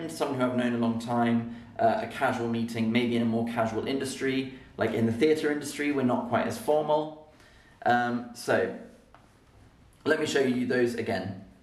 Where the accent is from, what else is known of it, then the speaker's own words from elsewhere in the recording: Birmingham, West Midlands, United Kingdom; Proper Birmingham. I'm from Birmingham and we saying it.